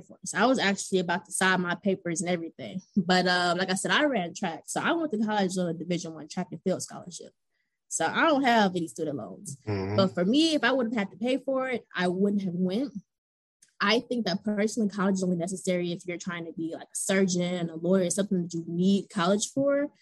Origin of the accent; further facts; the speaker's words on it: Atlanta, Georgia, United States; also born or lived in Cleveland, Ohio / Kentucky; I'm actually originally from Cleveland, Ohio. So I've been in Atlanta since I was 8.